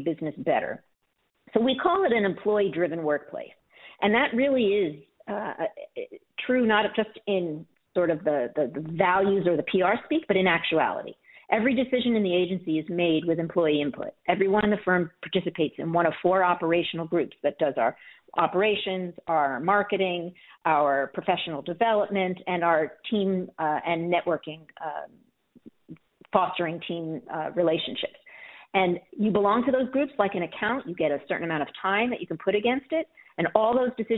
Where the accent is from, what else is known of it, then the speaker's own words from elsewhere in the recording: New York City, New York, United States; moved away as an adult; now in Miami, United States; I grew up in the Bronx